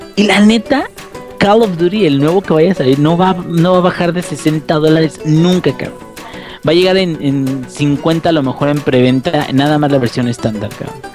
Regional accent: Mexico; yo soy mexicano.

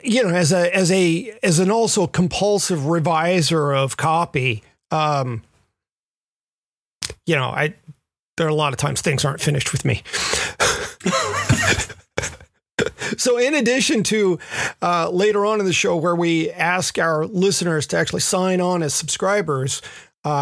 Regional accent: the South, United States; I grew up in the South, and so that betrays my inner redneck

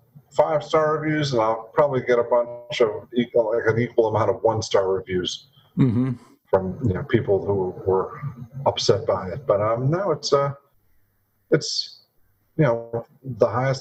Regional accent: Louisiana, United States; also born or lived in Mississippi; I grew up in Louisiana and Mississippi

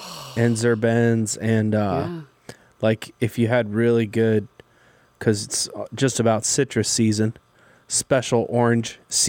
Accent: Colorado, United States; now in Nashville, United States; since we're both from Colorado

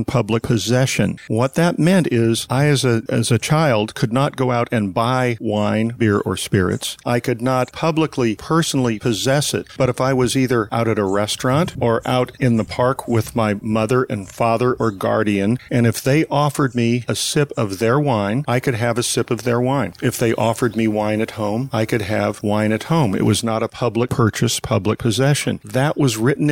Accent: St. Helena, California, United States; from the time I was 6 months old, of growing up literally 100 yards from the Charles Krug Winery

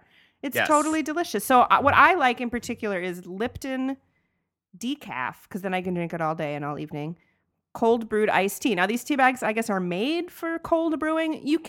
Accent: Atlanta, Georgia, United States; we grew up in Atlanta where it's very warm and everyone drinks tea.

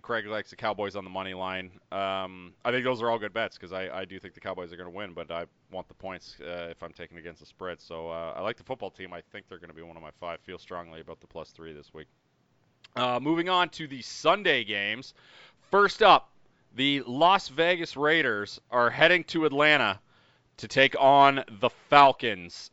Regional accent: Canada; we are Canadian up here

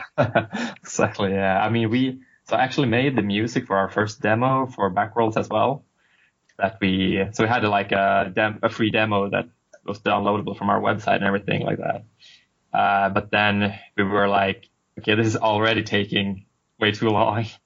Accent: Sweden; now in Boston, United States; I'm from Sweden originally, currently right. living in Boston, Boston for a while

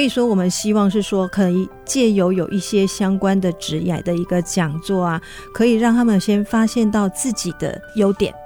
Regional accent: Beigang, Yunlin County, Taiwan; now in Huwei, Taiwan; 因为我们是云林的小孩子，那因为我，呃，出生地是在北港

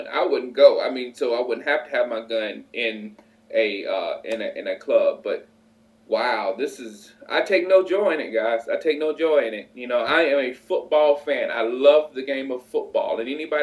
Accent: South Carolina, United States; moved away; also born or lived in Chicago; I come from South Carolina.

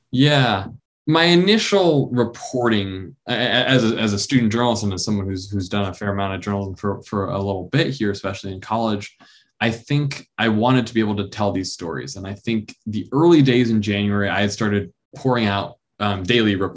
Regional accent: New York, United States; and I'm from New York, and so I was right outside the city in in March and April, and really all the way through that.

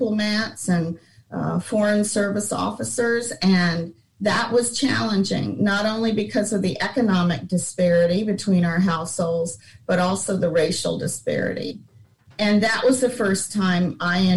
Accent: South India, India; moved away as an adult; now in Dallas, United States; I grew up in India completely from birth. And then I left there when I finished high school 18 years later.

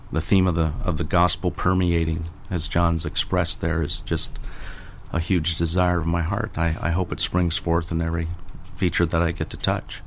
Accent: Illinois, United States; now in Tampa area, United States; living in my home state of Illinois

